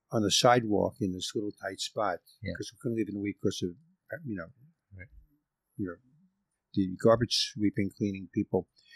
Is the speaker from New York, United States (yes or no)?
yes; New York City, New York, United States; moved away; because I come from New York City.